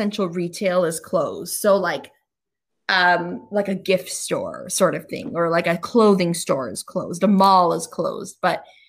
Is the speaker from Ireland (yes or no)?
no; United States; moved away as an adult; now in Australia; as an American